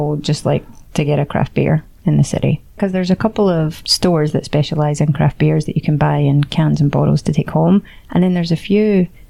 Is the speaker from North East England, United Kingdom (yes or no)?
no; Scotland, United Kingdom; now in Barcelona, Spain